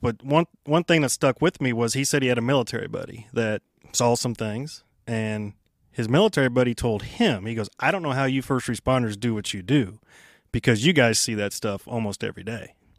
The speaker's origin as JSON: {"language": "English", "town": "Kansas City", "region": "Kansas", "country": "United States", "tie": "born or raised there", "said": "I grew up there"}